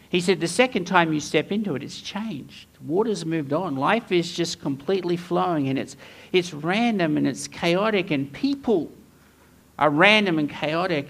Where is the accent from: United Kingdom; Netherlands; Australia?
Australia; Townsville, Queensland; moved away; I grew up in Townsville